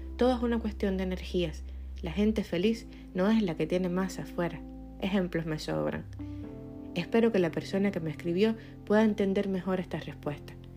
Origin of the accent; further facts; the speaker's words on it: Cuba; Yo soy cubana